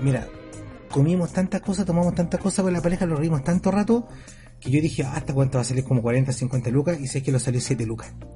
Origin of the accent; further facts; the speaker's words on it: Chile; nosotros como éramos chilenos